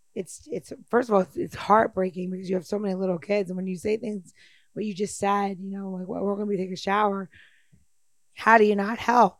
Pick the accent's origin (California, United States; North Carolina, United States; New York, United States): New York, United States; moved away as an adult; now in Washington, DC, United States; I've lived here almost half my life and I'm from New York